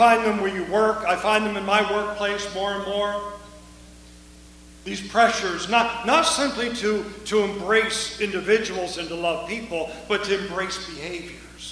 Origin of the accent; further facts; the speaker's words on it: United States; also born or lived in Eastern Europe; I'm an American.